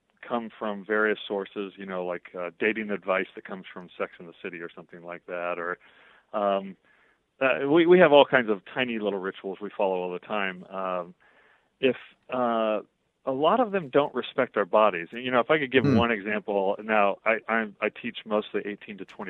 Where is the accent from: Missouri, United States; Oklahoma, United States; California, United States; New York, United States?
Oklahoma, United States; growing up in Oklahoma in the 1970s and 80s with mixed race family